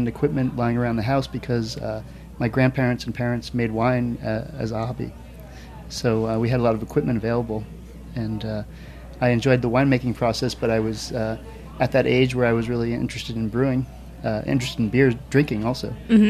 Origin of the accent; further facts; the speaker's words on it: New Jersey, United States; moved away as an adult; now in Oregon, United States; I grew up here on the East Coast. I grew up in New Jersey and moved out to Oregon in 1992